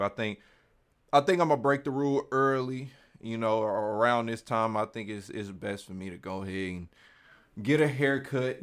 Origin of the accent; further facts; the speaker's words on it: Kansas City, Missouri, United States; I'm just on the other side of the state. I'm Kansas City